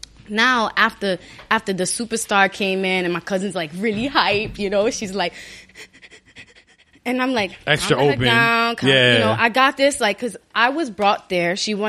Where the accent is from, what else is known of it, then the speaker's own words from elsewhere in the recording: New York City, New York, United States; Born and raised Brooklyn Hospital.